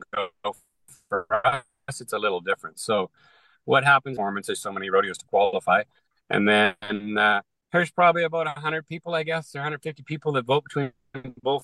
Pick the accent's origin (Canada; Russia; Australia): Canada; I'm a Canadian in an American market in the entertainment business